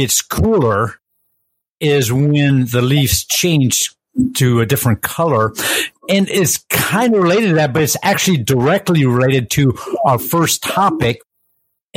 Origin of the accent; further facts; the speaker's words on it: Iowa, United States; we're from Iowa